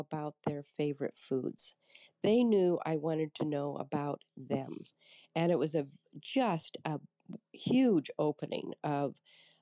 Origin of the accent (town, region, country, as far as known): Kearney, Nebraska, United States